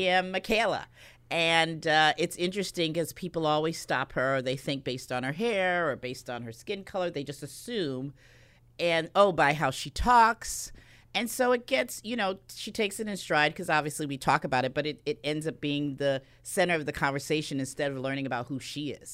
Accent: New Britain, Connecticut, United States; growing up in New Britain

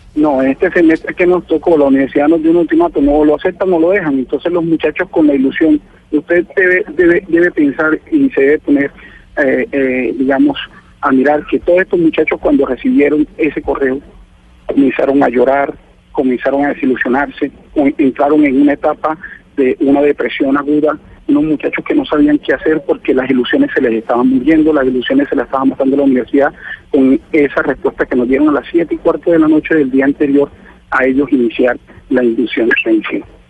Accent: Arauca, Colombia; nosotros eh, estamos en Arauca

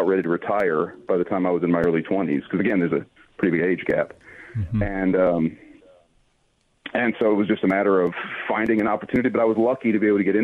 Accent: Alabama, United States; I'm from Alabama

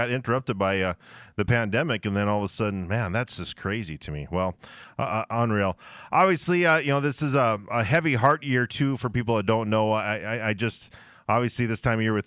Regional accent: Barnesville, Minnesota, United States; my hometown of Barnesville

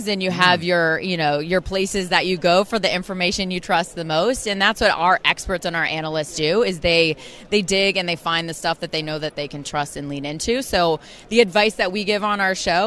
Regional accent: Kansas City, Missouri, United States; born and raised in Kansas City

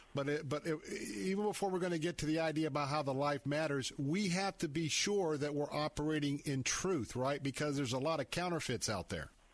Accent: Tampa, Florida, United States; I grew up in West Tampa.

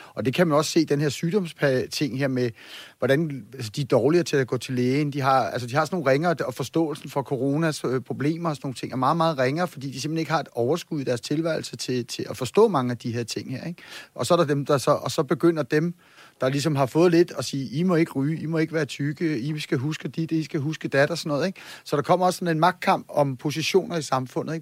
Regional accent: Copenhagen, Capital Region of Denmark, Denmark; jeg er bare københavner

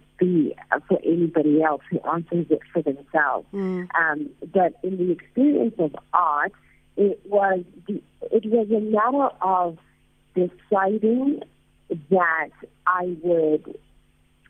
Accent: South Africa; moved away

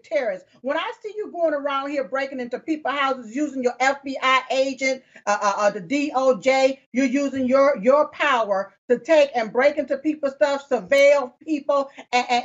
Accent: United States; I was born here on this soil here in the United States of America

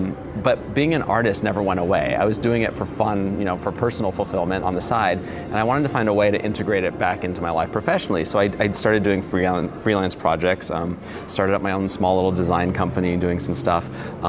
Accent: Los Angeles, California, United States; also born or lived in Illinois; I grew up in Los Angeles. We moved to a small town, a small farm town in Illinois

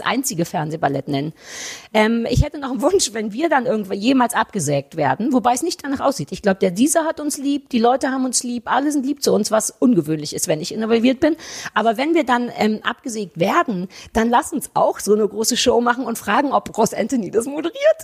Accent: East Germany, Germany; als Ossi.

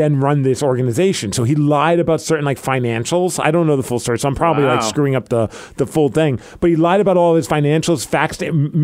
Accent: New York, United States; now in Seattle, United States; I lived through that whole Gotti thing growing up in New York

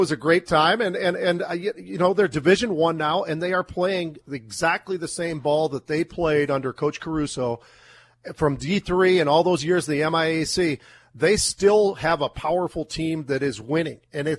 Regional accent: Minneapolis, Minnesota, United States; also born or lived in San Francisco; moving from San Francisco, we got here to Minneapolis late 60s, early 70s.

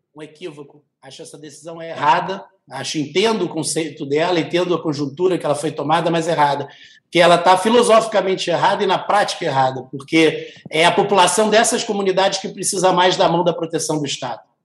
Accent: Brazil; como brasileiro

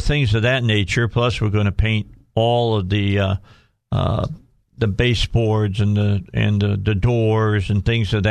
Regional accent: Cabot, Arkansas, United States; A lot of interesting things happening in my hometown.

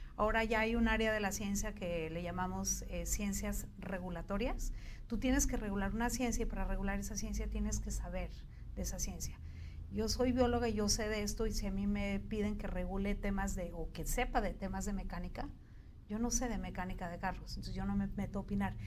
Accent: Bolivia; now in Mexico; nosotros, que somos un poquito andinos, un poquito del Cono

